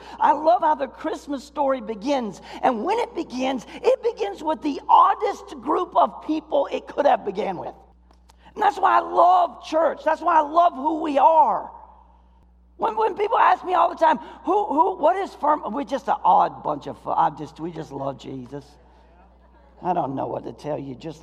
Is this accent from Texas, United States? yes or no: no; Florida, United States; now in Michigan, United States; I grew up in Florida